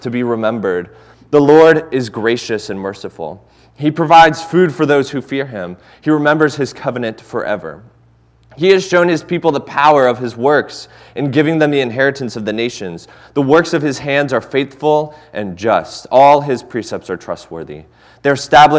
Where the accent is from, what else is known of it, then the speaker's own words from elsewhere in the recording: Cincinnati, Ohio, United States; moved away; I'm originally from Cincinnati